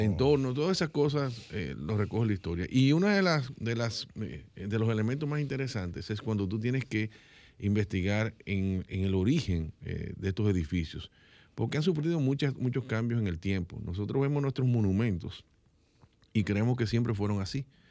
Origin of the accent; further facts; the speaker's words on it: Dominican Republic; soy dominicano